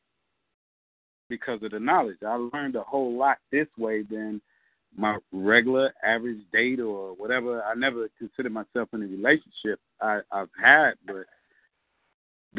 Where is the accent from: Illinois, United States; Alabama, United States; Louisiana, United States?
Illinois, United States; Chicago; I'm from Englewood.